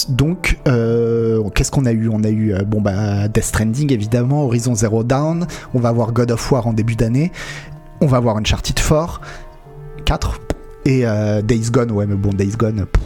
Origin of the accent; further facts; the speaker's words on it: France; Ouais, euh, Nico, effectivement, et pour nous en tant que Français, euh, c'était un peu compliqué.